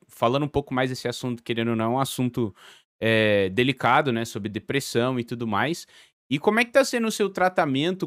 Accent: Brazil; also born or lived in Portugal

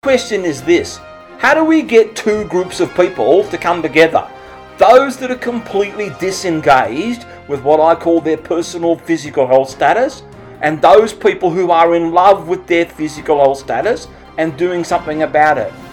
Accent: Australia; accent: Australian; my fast Australian accent

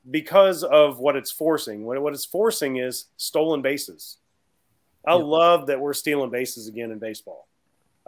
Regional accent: Baton Rouge, Louisiana, United States; I'm from Baton Rouge.

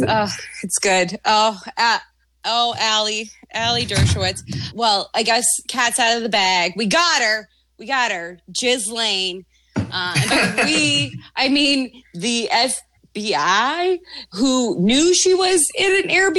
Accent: Quebec, Canada; I'm from Quebec

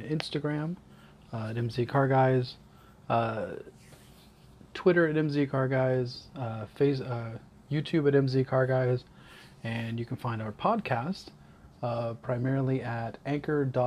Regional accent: Central Florida, United States; moved away as an adult; also born or lived in Georgia, United States / Northern Georgia, United States / Huntsville, Alabama, United States; now in Bay Area, United States; our family moved to Central Florida, where I lived there till I was 23

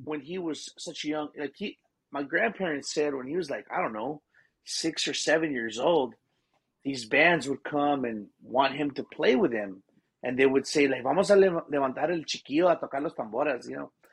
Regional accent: Seguin, Texas, United States; Born and raised in Seguin, Texas.

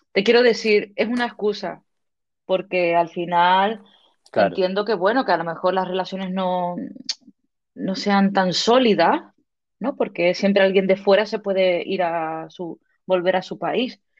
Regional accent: Canary Islands, Spain; de Tenerife, pero mis padres eran canariones y, luego con tantos idiomas que tengo en la cabeza, no sé ya qué

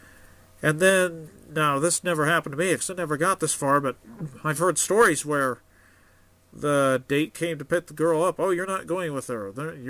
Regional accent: Oregon and Idaho, United States; I grew up in Oregon and Idaho, and when I went to high school in Idaho

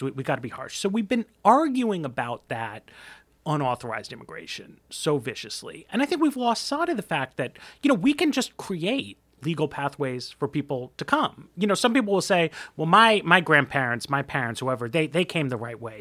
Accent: New York, United States; I'm from New York. We're a little brusque there

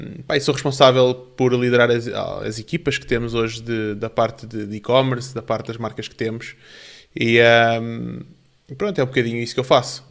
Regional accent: Portugal; also born or lived in Canada / Spain / Brazil; depois viemos para Portugal, onde eu fiz o resto da minha educação a partir do terceiro ano e, e aqui cresci

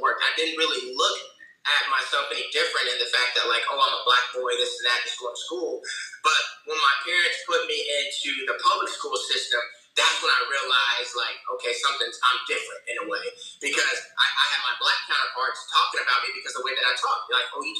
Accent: Pensacola, Florida, United States; my hometown of Pensacola

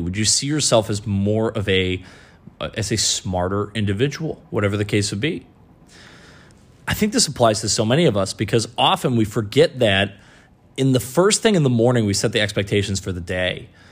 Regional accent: Michigan, United States; moved away as an adult; also born or lived in New England; painting businesses in my hometown in Michigan. Moved out to New England.

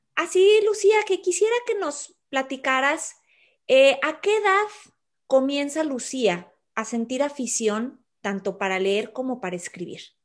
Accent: Torreón, Coahuila, Mexico; originaria de Torreón, Coahuila, México, por cierto, mi tierra

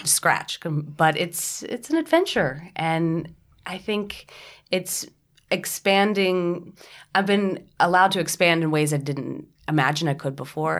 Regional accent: Tennessee, United States; moved away; also born or lived in New York; my family in Tennessee

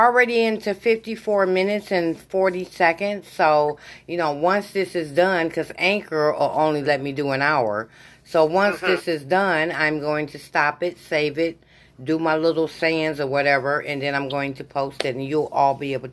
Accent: Michigan, United States; I'm from Michigan

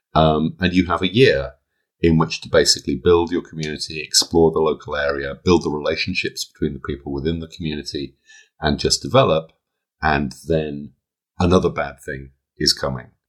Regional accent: United Kingdom; I'm British

